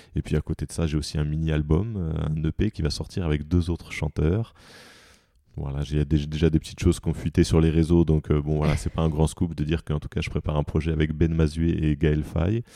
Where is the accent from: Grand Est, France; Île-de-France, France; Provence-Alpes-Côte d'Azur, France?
Île-de-France, France; Paris; moi en tant que Parisien